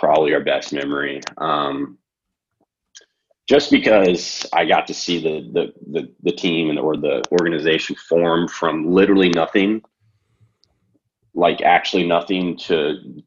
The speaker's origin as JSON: {"language": "English", "town": "Wichita", "region": "Kansas", "country": "United States", "also_born_or_lived": "Marquette, Michigan / Lawrence, Kansas", "said": "I'm from Kansas, from Wichita"}